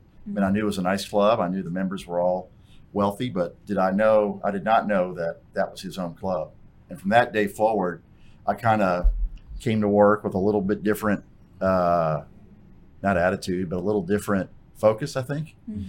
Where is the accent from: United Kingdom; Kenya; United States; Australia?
United States; New Orleans, Louisiana; moved away; also born or lived in Fort Worth, Texas; I grew up in New Orleans